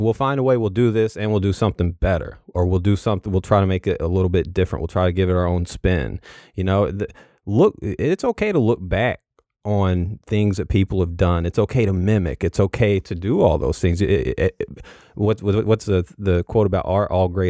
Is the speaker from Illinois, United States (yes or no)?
yes; Illinois, United States; also born or lived in Western Kentucky / Southeast Missouri; So I grew up in Southern Illinois. I spent a lot of time there. Have a lot of family there.